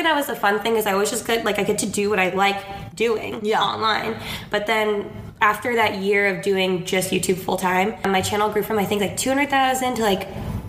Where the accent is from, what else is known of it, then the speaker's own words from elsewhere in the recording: Orange County, California, United States; I am 24 years old. I grew up in Orange County, California, so not too far from L.A.